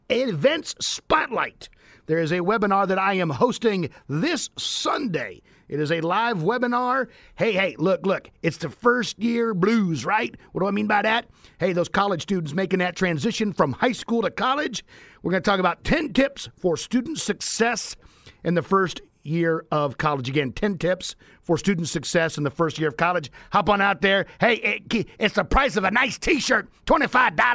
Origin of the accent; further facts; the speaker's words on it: Midwest, United States; moved away; also born or lived in Ohio; born and raised and growing up in the Midwest. Spent a lot of time in Ohio